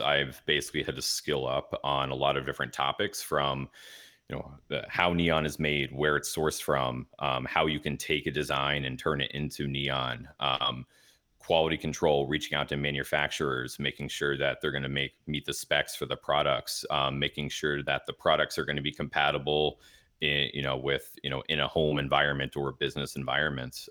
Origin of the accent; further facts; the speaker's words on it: Dallas, Texas, United States; moved away as an adult; now in Milwaukee, United States; I'm originally from Dallas, Fort Worth, Texas